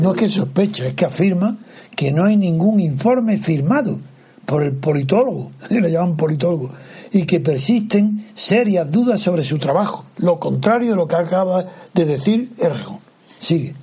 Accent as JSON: {"language": "Spanish", "region": "Andalusia", "country": "Spain", "said": "yo soy andaluz"}